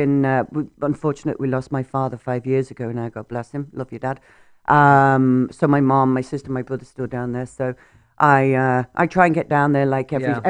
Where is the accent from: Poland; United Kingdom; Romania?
United Kingdom; Nottingham, East Midlands; moved away as an adult; also born or lived in Florida; now in Canada; born and raised in Nottingham, England. So Nottingham, England. So a little town in England. Well, city. So Robin Hood and his Merry Men. That's yes. Where I'm from. Maid Marian. born and raised there.